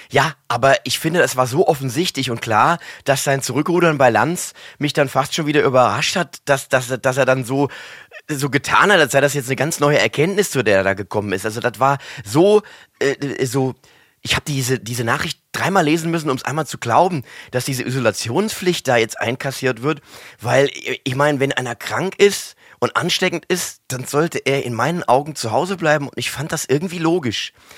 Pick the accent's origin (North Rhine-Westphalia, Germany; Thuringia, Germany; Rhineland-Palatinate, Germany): Rhineland-Palatinate, Germany; Mainz; accent: Mainzer Dialekt; wir ein Haushalt sind, wo der Mainzer Dialekt gepflegt worden ist. Und natürlich bin ich hier auch äh, sozialisiert worden